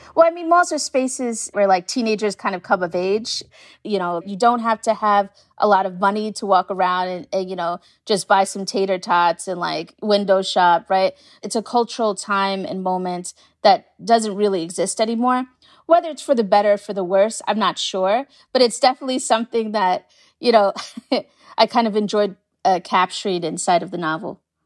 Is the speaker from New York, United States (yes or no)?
yes; New York City, New York, United States; I'm from Staten Island, so I know, I know Staten Island very well